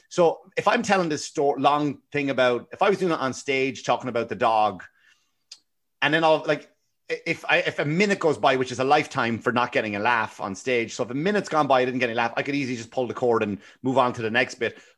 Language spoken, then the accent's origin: English; Ireland; Like I, I remember even growing up in Ireland and I, I had honest to God, like anybody who knew me, I had the worst teeth.